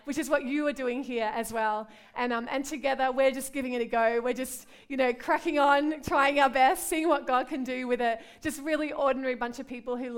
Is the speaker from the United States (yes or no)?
no; Australia; moved away as an adult; also born or lived in London; now in Liverpool, United Kingdom; I'm from Australia. You can hear my accent, right?